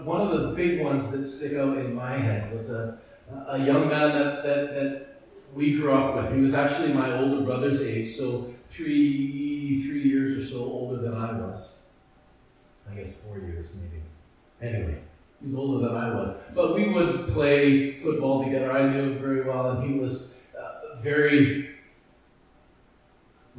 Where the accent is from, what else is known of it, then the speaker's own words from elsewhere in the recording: Edmonton, Alberta, Canada; that church that I grew up in Edmonton.